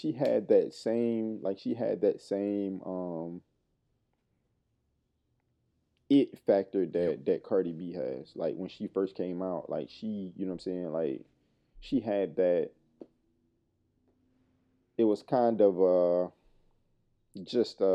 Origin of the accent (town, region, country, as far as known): Michigan, United States